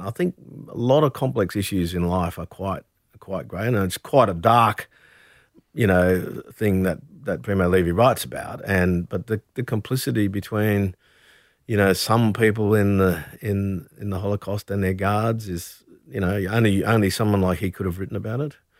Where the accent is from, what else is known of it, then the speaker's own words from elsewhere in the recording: Brisbane, Queensland, Australia; moved away; also born or lived in Camden Haven, New South Wales; growing up in Brisbane